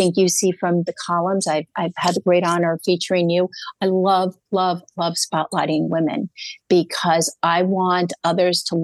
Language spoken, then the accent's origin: English; New York, United States; I'm a New Yorker